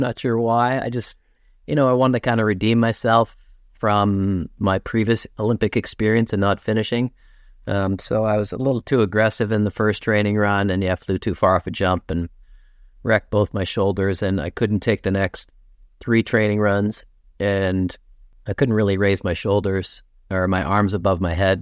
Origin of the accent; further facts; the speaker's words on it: King City, Ontario, Canada; also born or lived in Toronto / Kettleby / Aurora; I was born in Toronto, but, uh, my parents moved to York region when they were younger. My parents had a business in Richmond Hill, and, um, so we lived, um, in King City originally